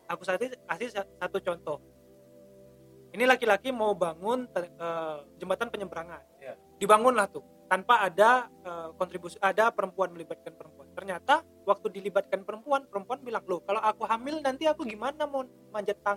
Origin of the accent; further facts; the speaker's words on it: West Sumatra, Indonesia; nah itu relate banget sama budayaku sebagai orang Minang yang masak tadi